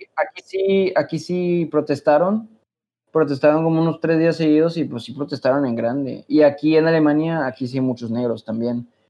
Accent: Mexico; moved away as an adult; now in Germany

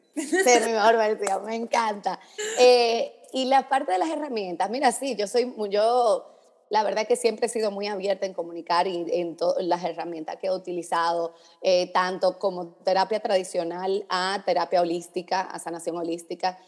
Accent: Dominican Republic; now in Miami, United States; yo soy dominicana

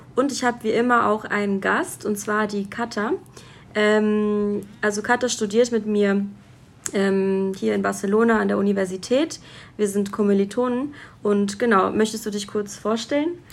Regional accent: Hesse, Germany; accent: Hessisch; ich komme ja auch aus Hessen und wir, wir sagen, wir babbeln Hessisch.

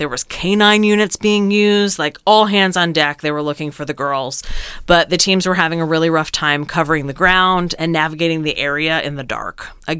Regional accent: New Jersey, United States; accent: Jersey; my Jersey accent

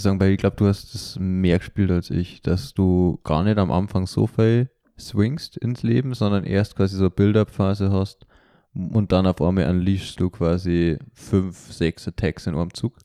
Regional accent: Germany; now in Vienna, Austria; ich bin ja eigentlich Deutscher

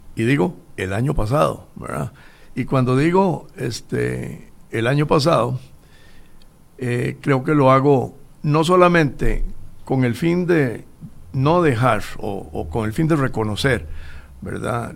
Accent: Costa Rica; somos los costarricenses

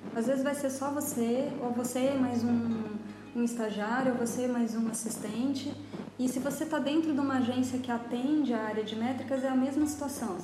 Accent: Florianópolis, Santa Catarina, Brazil; also born or lived in São Paulo; eu sou aqui de Florianópolis

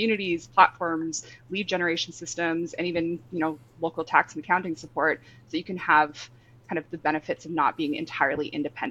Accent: Canada; moved away as an adult; now in London, United Kingdom; I'm Canadian, living in London.

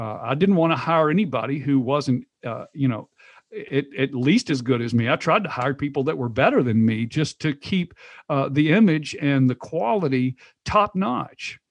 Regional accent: Knoxville, Tennessee, United States; moved away as an adult; also born or lived in Texas; I'm from Knoxville, but I moved to Texas

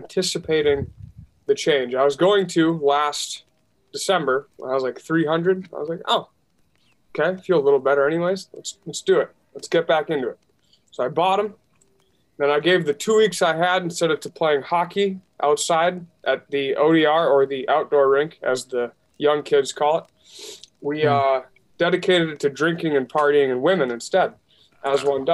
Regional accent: Minnesota, United States; I'm from Minnesota

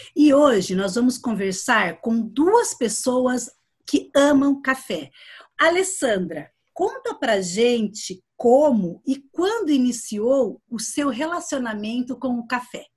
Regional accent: Londrina, Paraná, Brazil; moved away as an adult; now in Curitiba, Brazil; que eu sou da região de Londrina. E quando eu me mudei para Curitiba, há quatro anos

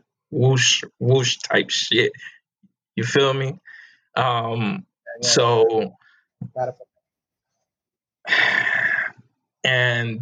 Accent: United States; I don't hate the country where I was born in because I am American. U.S.

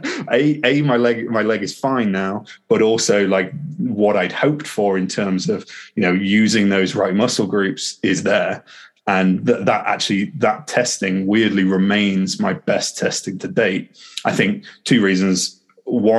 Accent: Harrogate, Yorkshire and the Humber, United Kingdom; moved away as an adult; now in Loughborough, United Kingdom; I'm in Loughborough. I grew up in Harrogate.

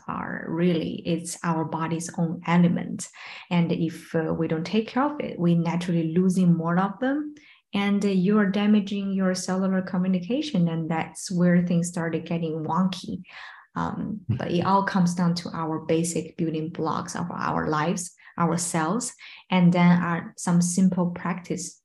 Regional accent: Beijing, China; also born or lived in Shanghai; born in Shanghai, grew up in Beijing

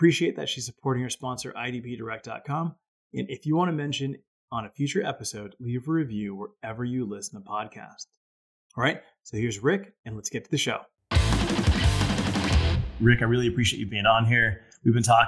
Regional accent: Hawaii, United States; moved away; I grew up in Hawaii for a good part of my youth.

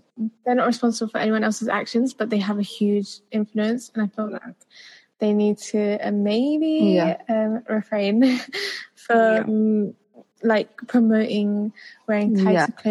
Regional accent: India; as an Indian

